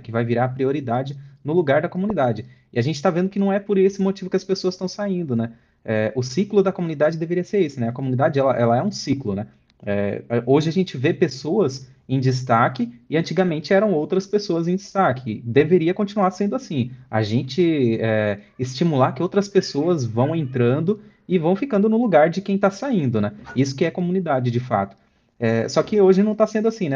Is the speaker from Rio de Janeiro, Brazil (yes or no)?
no; São Bernardo do Campo, São Paulo, Brazil; lá em São Bernardo, de onde eu sou